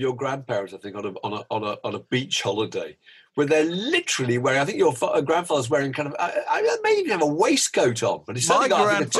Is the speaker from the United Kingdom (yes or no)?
yes; Hampshire, South East England, United Kingdom; Southerners, we're from Hampshire.